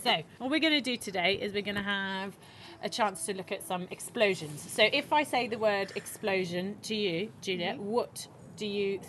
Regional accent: Belgium; I'm from Belgium

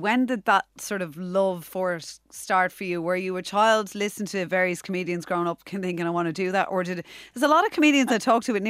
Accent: Dublin, Leinster, Ireland; from someone like me growing up in Dublin

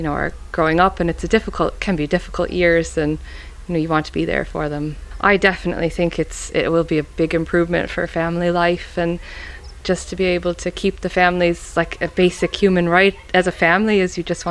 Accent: Syracuse, New York, United States; moved away as an adult; now in Clare Island, Ireland; I was born in Syracuse, New York, which is the middle part of New York State.

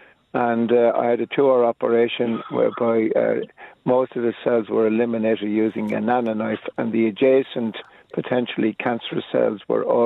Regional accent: Clonmel, Munster, Ireland; now in Dublin, Ireland; Originally from Clonmel

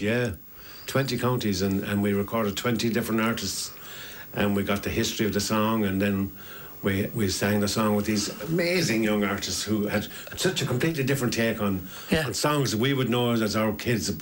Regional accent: Ennis, Munster, Ireland; we're from Ennis, we grew up together

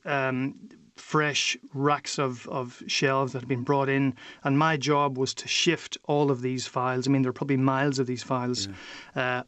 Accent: Derry, Northern Ireland, United Kingdom; moved away as an adult; now in Brussels, Belgium; I grew up in Derry, and we had Donegal and Sean just on our doorstep

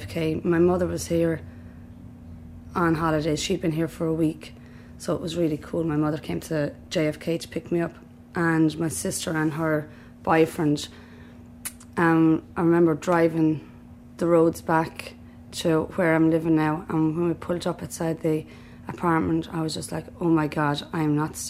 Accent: Southeast Kilkenny, Leinster, Ireland; moved away as an adult; also born or lived in Waterford / Dublin; now in United States; I'm from Southeast Kilkenny, from a family of seven

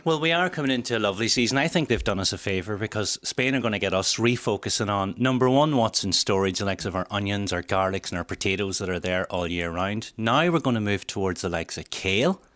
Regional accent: Welsh, Wales, United Kingdom; being Welsh

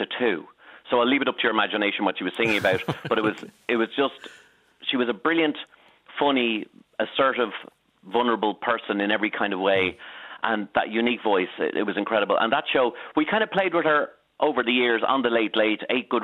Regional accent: Dublin, Leinster, Ireland; I was growing up on Norcray George Street, and I was attending Frank Merriman's bel canto classes across the road

